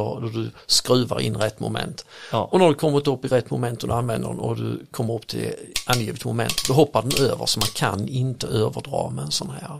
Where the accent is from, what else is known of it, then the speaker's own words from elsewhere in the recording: Örkelljunga, Skåne, Sweden; accent: Scanian; Jag kommer från Akerljunga